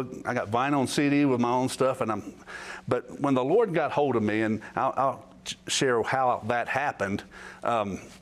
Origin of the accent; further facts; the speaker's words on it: Winston-Salem, North Carolina, United States; I grew up in Winston-Salem, right outside of Winston-Salem in Wahlberg